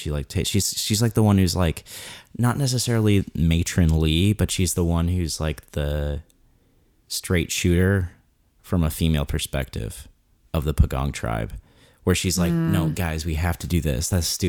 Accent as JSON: {"language": "English", "region": "Arizona", "country": "United States", "said": "I'm from Arizona"}